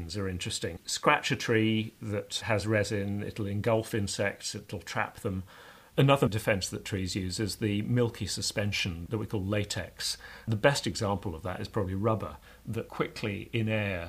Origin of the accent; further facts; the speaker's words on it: near the Royal Botanic Gardens, Kew, London, United Kingdom; I grew up near the Royal Botanic Gardens, Kew